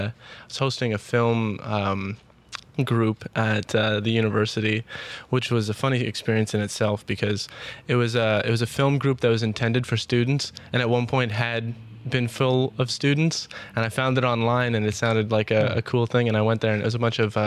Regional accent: Ottawa, Ontario, Canada; I was born and raised here in Ottawa

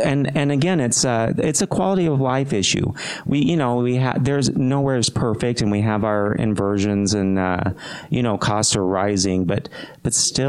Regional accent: California, United States; also born or lived in Texas / Utah; I was born in Texas, but I'd say my formative years were in Northern California. But I've been in Utah long enough that it's home.

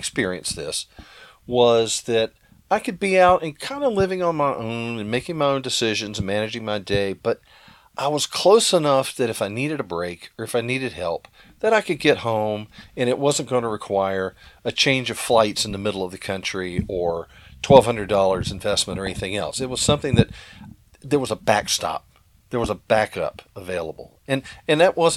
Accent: South Carolina, United States; I grew up in South Carolina, okay, East Coast.

